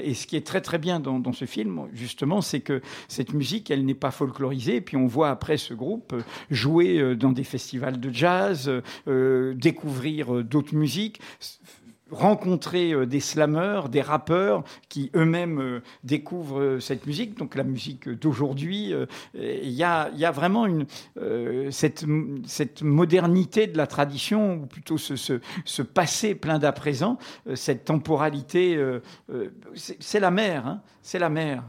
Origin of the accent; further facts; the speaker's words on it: Martinique; moved away; quand J'étais gamin en Martinique